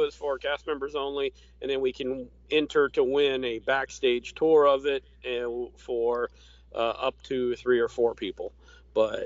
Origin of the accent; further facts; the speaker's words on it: Orlando, Florida, United States; growing up in the South